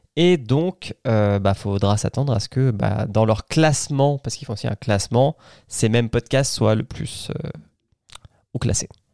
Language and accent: French; France; Chez nous, en France